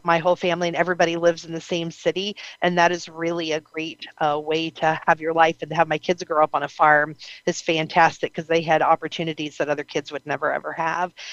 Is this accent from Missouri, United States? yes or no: no; Ohio, United States; I'm from Ohio